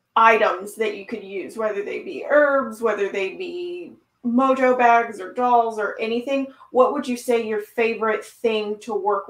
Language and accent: English; Washington, United States; I'm from Washington State